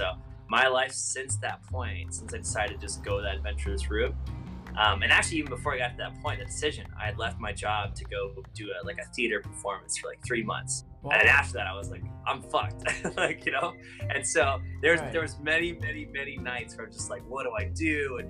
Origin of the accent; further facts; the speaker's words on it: Florida, United States; born there; also born or lived in Canada; My dad was a touring performing musician, and I was born in Florida on tour into the performing life. And so I grew up traveling around America, you know, the United States, America, and Canada with my family and my parents and performing.